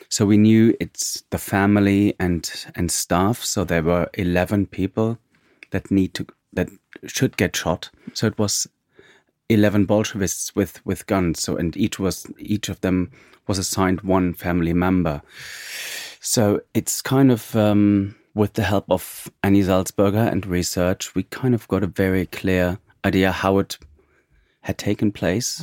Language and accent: English; East Germany, Germany; I'm from East Germany, so Russia has always played an important role in my childhood